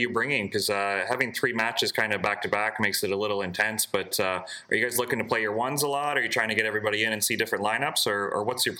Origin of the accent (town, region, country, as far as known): Canada